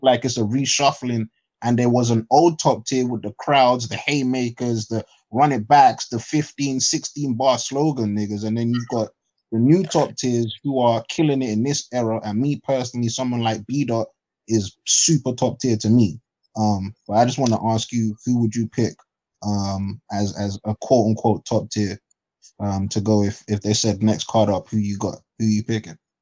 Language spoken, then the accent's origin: English; London, United Kingdom; I'm from London